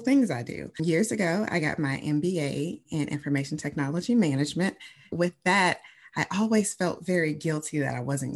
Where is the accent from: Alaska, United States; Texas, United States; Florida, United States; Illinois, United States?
Illinois, United States; Chicago; I am originally from Chicago, Illinois, born and raised